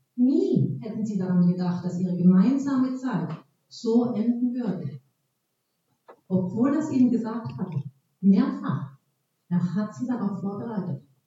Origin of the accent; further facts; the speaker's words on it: Baden-Württemberg, Germany; accent: Alemannic; moved away; ich komme aus Baden-Württemberg ursprünglich und spreche den Dialekt Alemannisch